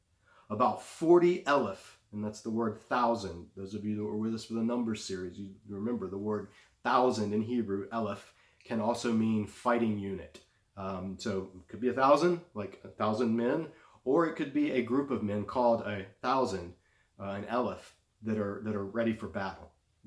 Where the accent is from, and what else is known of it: United States